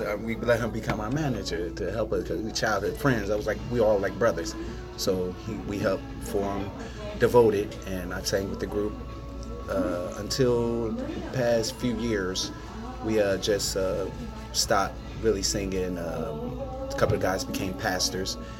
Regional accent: Trenton, New Jersey, United States; born and raised in Trenton, New Jersey

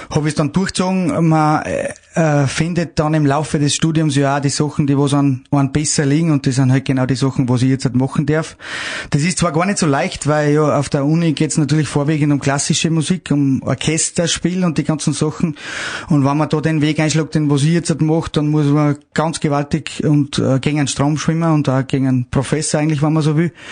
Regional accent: Salzburg, Austria; Wenn die jetzt quasi mein Heimat in Salzburg kommen, äh, kennen die, was, was man da für eine Möglichkeiten hat

